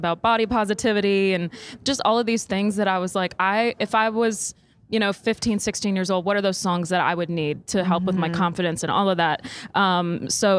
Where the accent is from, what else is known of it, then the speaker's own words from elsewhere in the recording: Saskatchewan, Canada; now in Nashville, United States; I'm from Saskatchewan